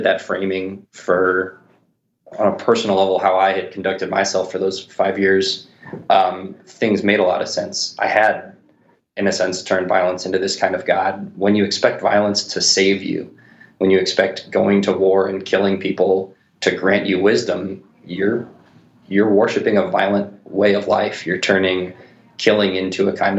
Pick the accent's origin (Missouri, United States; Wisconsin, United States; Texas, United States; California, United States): Missouri, United States; St. Louis; I'm from St. Louis